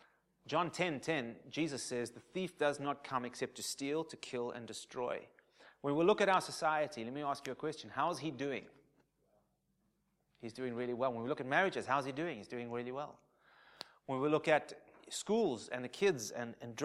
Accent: South Africa; I'm South African, probably predominantly of English influence

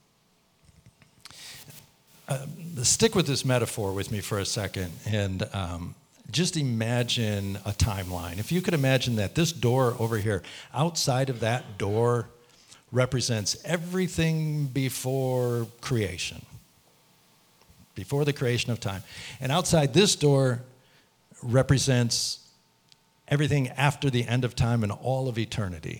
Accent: United States; I'm an American citizen, and I carry an American passport

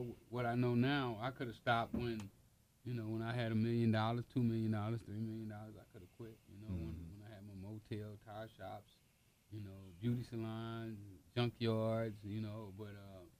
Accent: Los Angeles, California, United States; we grew up in South Central L.A.

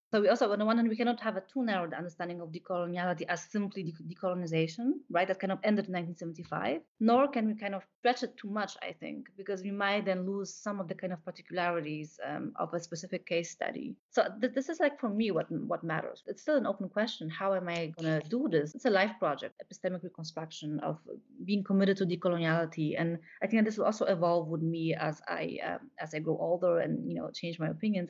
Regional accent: Warsaw, Masovian Voivodeship, Poland; moved away as an adult; now in Berlin, Germany; I, I grew up in Warsaw

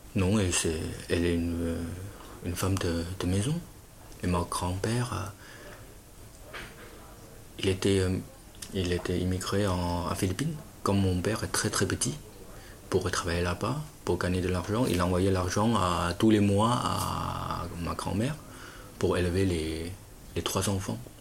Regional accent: Fujian, China; born or raised there; French is a second language; moved away as an adult; also born or lived in Shanghai; now in Lognes, France

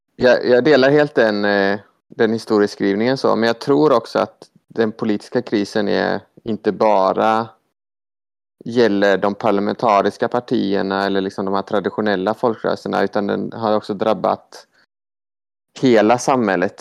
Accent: Gothenburg, Västra Götaland, Sweden; accent: Gothenburg dialect (göteborgska); also born or lived in Malmö; jag pratar göteborgska

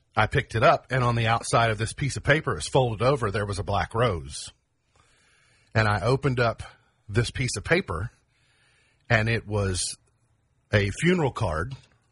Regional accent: Caneyville, Kentucky, United States; I grew up in Caneyville, and I grew up and still go to Caneyville Christian Church

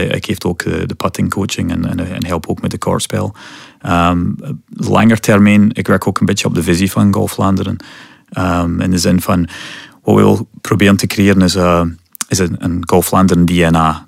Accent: Scotland, United Kingdom; Dutch is a second language; moved away as an adult; now in West Flanders, Belgium; ik kom oorspronkelijk uit Scotland

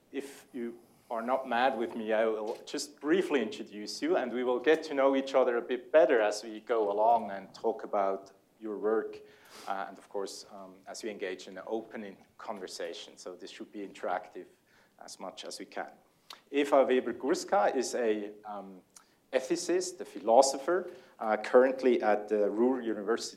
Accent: Switzerland; accent: Swiss; English is a second language; my Swiss accent is so strong when I speak German that it's easier for the Germans when I talk English

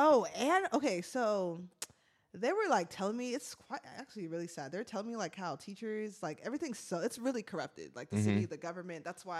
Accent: United States; I'm from America.

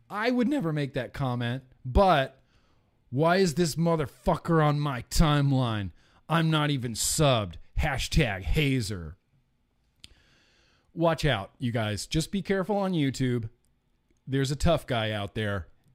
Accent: Lake Tahoe, United States; all of my friends in high school had Jeeps because we grew up in Lake Tahoe. And, you know, what do you do when you live near a lake in a beachy sort of town?

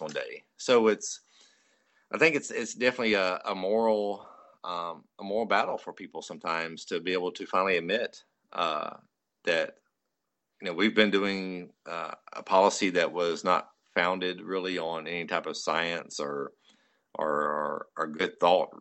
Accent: United States; as an American

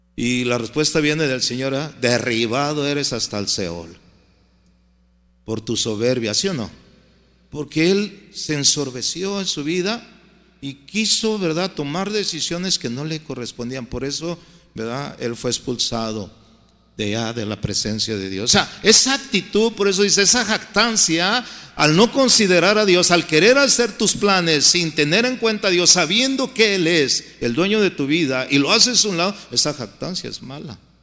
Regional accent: Guadalajara, Jalisco, Mexico; moved away as an adult; now in United States; mi tierra, Guadalajara

